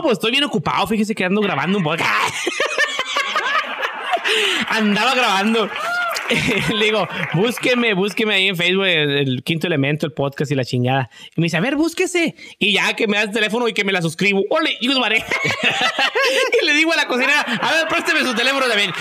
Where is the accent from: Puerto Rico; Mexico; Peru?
Mexico; moved away; nosotros los mexicanos